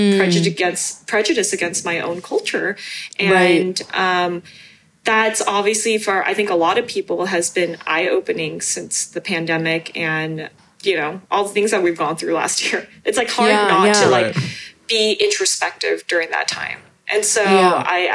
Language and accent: English; United States; English is a second language; I was born here and I was the only person born in the US in elementary school that was going to ESL.